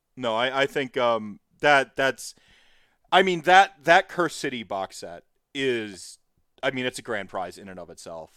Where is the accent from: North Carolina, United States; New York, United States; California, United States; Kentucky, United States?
North Carolina, United States; also born or lived in Minnesota / Winona, Minnesota; now in Wisconsin, United States; I was born in Minnesota, raised in North Carolina, and I reside in Wisconsin